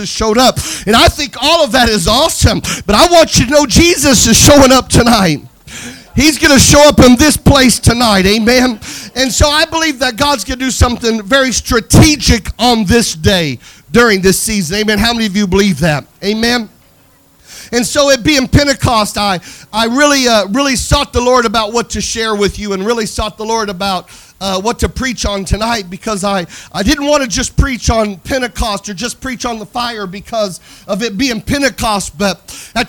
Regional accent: Mississippi, United States; I'm a boy from Mississippi

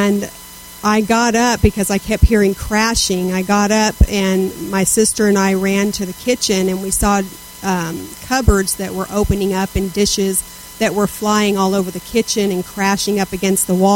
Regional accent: Southern California, United States; I was raised in Southern California

